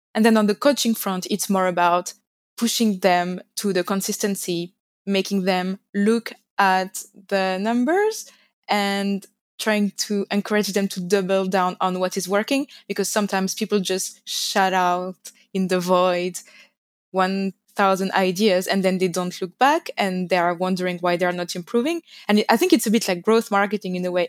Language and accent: English; France; English is a second language; moved away as an adult; now in London, United Kingdom; As you can hear, I come from France, but I'm currently based in London